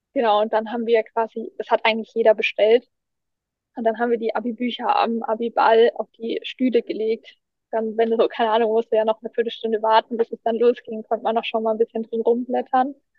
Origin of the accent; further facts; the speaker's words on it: Erlangen, Bavaria, Germany; bei uns in Erlangen